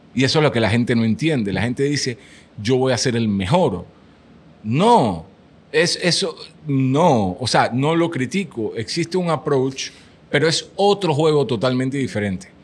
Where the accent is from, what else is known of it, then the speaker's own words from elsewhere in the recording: Panama; puse una bandera de Panamá en la foto de perfil y dije, soy panameño.